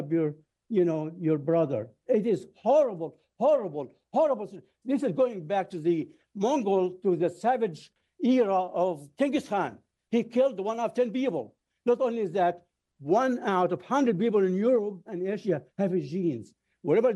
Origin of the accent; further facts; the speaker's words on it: Cairo, Cairo Governorate, Egypt; now in United States; I was born in Egypt, and I was under air raids in 1948 as a baby, 1956, some years old, by the British, French, and the Israelis. It was a horrible few months. To live under air raids is horrible. I was a kid. My mother used to hold all of us around and cries. The school next to our building, next to our house in Cairo, was bombed